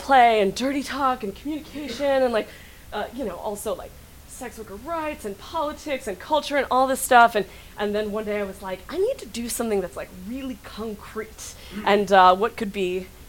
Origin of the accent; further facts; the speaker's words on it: Northern California, United States; now in Brooklyn, United States; I live in Brooklyn, but I'm originally from Northern California